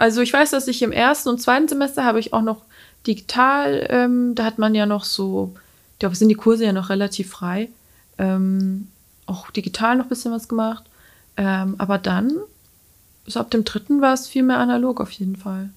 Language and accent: German; near Schweinfurt, Bavaria, Germany; also born or lived in Mainz / Würzburg; ich komme aus der Nähe von Schweinfurt